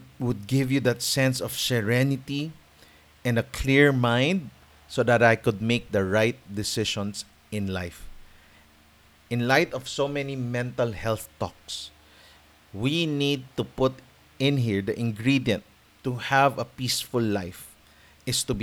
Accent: Philippines

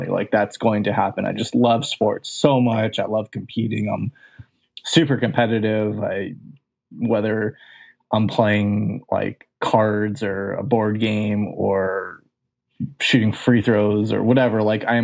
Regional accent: Santa Monica, California, United States; I'm from Southern California

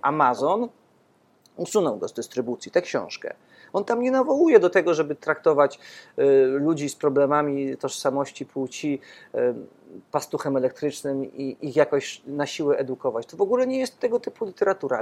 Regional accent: Podkarpacie, Subcarpathian Voivodeship, Poland; ja też z Podkarpacia e, pochodzę

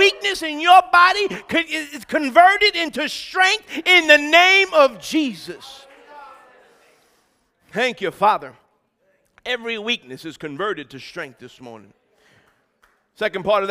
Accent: United States; I'm American.

